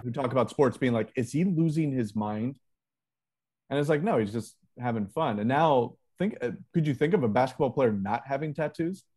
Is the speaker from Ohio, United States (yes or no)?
yes; Ohio, United States; moved away; my home state of Ohio